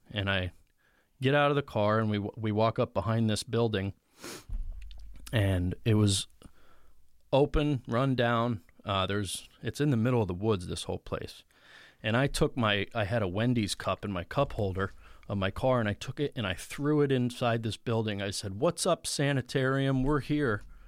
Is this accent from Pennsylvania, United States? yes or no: yes; Mountain Top, Pennsylvania, United States; now in Mifflinville, United States; I grew up in Mountaintop, Pennsylvania